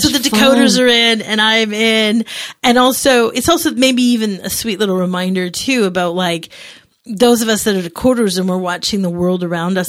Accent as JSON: {"language": "English", "region": "Yukon", "country": "Canada", "tie": "born or raised there", "said": "I grew up in the Yukon"}